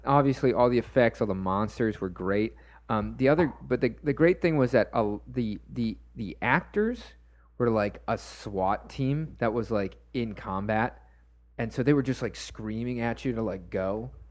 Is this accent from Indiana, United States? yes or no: no; Florida, United States; growing up in Florida